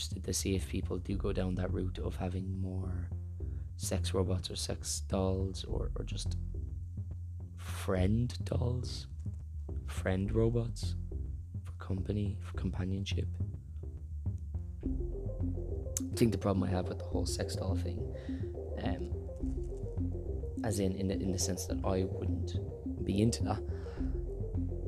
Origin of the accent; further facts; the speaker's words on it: Ireland; I'm Irish